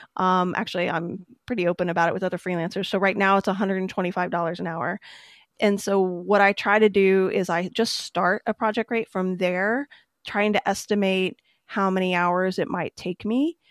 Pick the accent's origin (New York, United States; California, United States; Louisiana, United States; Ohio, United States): Ohio, United States; near Cincinnati; I grew up near Cincinnati